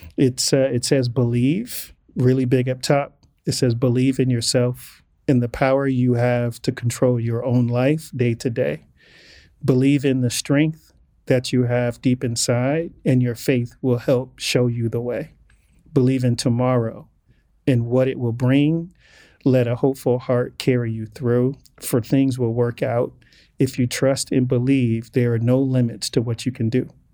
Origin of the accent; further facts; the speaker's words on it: Inglewood, California, United States; growing up as, as a black male growing up in Englewood in the eighties